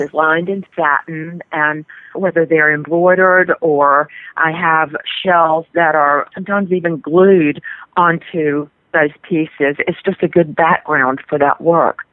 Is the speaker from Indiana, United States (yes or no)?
no; North Carolina, United States; I'm from North Carolina. I spend a lot of time on the coast.